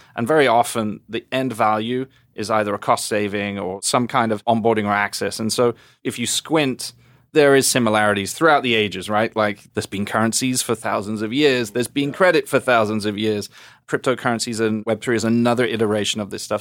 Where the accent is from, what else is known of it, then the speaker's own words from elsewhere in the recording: England, United Kingdom; now in United States; being an English guy